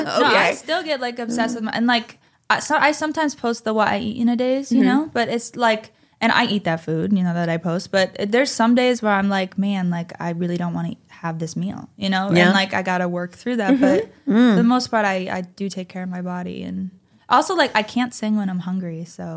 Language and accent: English; Springfield, Massachusetts, United States; also born or lived in New York; now in Los Angeles, United States; I'm from Springfield.